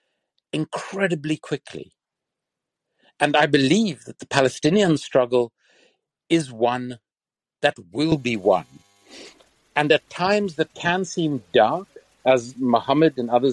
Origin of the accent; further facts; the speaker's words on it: Cape Town, Western Cape, South Africa; moved away as an adult; my hometown of Cape Town